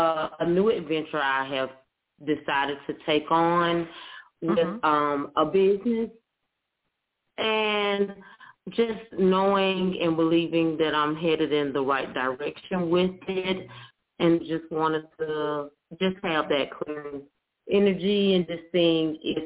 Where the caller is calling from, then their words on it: Miami, Florida, United States; I'm calling from Miami, Florida